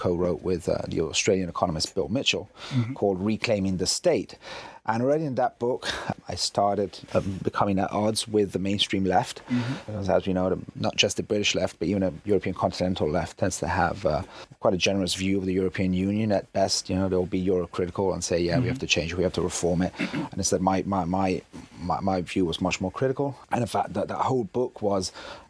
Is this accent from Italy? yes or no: yes; Italy; I'm half English, half Italian, but I've lived in Italy all my life.